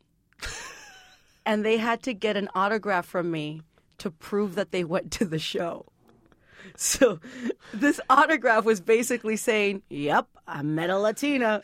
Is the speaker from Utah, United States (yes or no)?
no; San Juan, Texas, United States; I grew up in a, a little town called San Juan, Texas